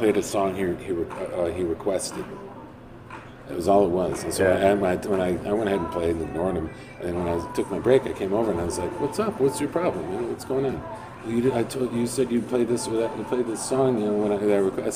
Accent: Chicago, Illinois, United States; also born or lived in Wisconsin / New Mexico; I did that being from Chicago, going to other places too. I lived in Wisconsin, I lived in New Mexico. In both places, I'm from Chicago

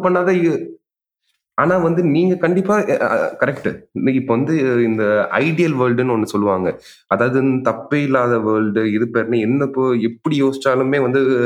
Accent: Puducherry, India; நான் பாண்டிச்சேரிக்காரன்

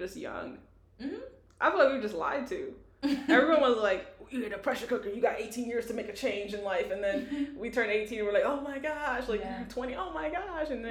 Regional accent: New York City, New York, United States; moved away; also born or lived in Missouri; I'm a New Yorker, not an American

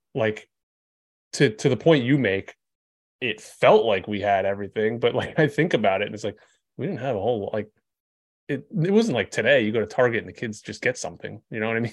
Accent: Vermont, United States; I'm from Vermont

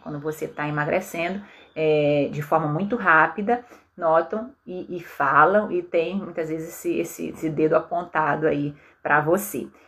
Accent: Belém, Pará, Brazil; na minha cidade natal, em Belém

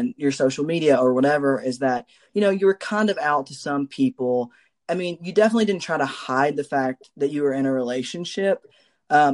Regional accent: Kentucky, United States; We're both from Kentucky

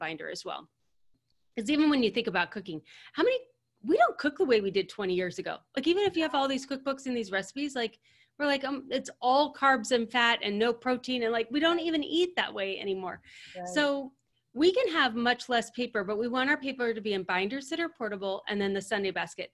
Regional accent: United States; So as Americans, so we are American women

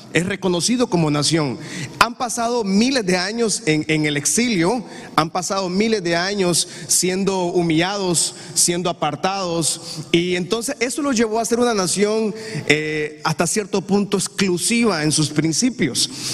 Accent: Honduras; Yo amo Honduras. Yo bendigo esta patria porque esta es mi tierra

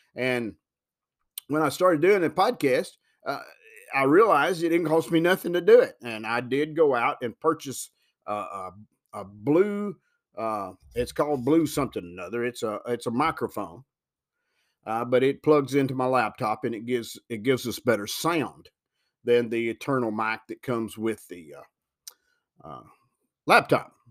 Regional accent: Huntingdon, Tennessee, United States; also born or lived in Chicago, Illinois; I've lived here all of my entire life. I, I've never been, I was born in Chicago, Illinois, but I was not a year old when my family moved back to Tennessee.

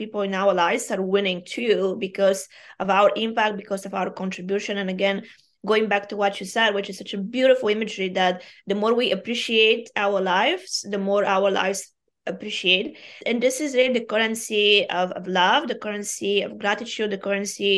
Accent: Bulgaria; first language Bulgarian; English is a second language; moved away; I am Bulgarian by origin.

